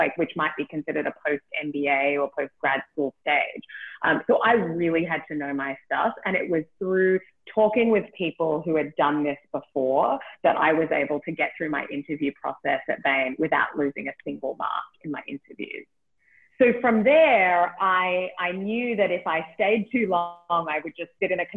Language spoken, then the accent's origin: English; Australia; moved away; I'm from Australia, in case you can't tell from the accent.